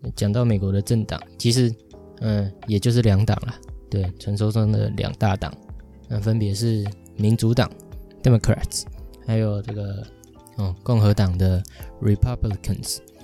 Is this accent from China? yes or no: no; Taiwan; 我们在台湾一出生，像我一出生的时候就有健保